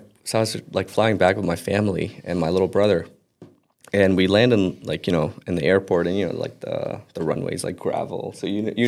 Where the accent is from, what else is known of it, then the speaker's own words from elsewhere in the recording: Lebanon; born there; So I was born in Lebanon, right? So I have like my actual Lebanese passport.